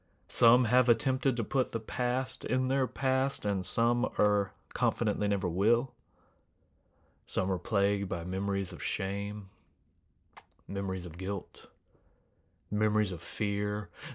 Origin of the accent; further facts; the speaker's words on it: Atlanta, Georgia, United States; You know, I'm from Atlanta, which is Smogsville, USA.